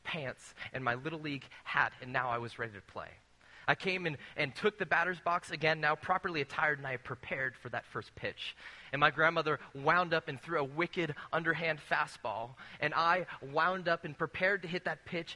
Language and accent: English; Rancho Cucamonga, California, United States; When I was a little kid growing up in Rancho Cucamonga, California